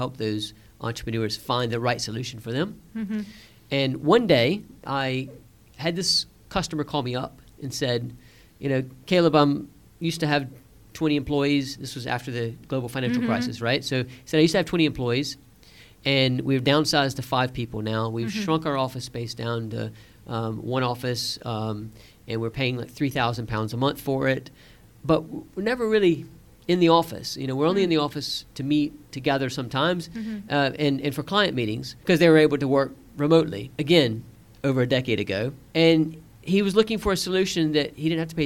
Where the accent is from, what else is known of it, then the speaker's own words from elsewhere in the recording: Savannah, Georgia, United States; moved away as an adult; also born or lived in Washington, D.C.; now in London, United Kingdom; I'd left my hometown of Savannah, Georgia